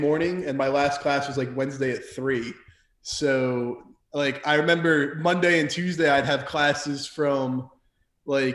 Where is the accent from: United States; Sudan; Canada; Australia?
United States; Mahwah, New Jersey; moved away as an adult; also born or lived in Minnesota; now in North Carolina, United States; born and raised in Mahwah, New Jersey